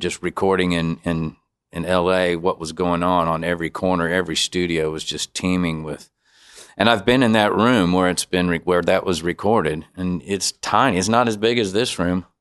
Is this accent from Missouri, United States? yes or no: yes; Bowling Green, Missouri, United States; I grew up in Bowling Green, Missouri, so, uh, that's like seventy miles north of Saint Louis